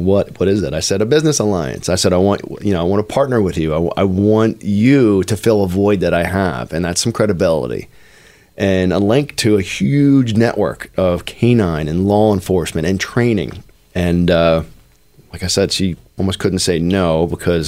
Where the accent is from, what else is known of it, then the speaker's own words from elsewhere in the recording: Norristown, Pennsylvania, United States; I was born in Norristown, PA